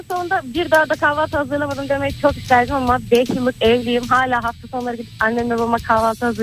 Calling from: Istanbul, Turkey; ben İstanbul'dan.

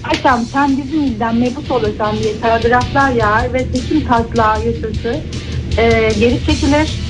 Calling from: Istanbul, Turkey

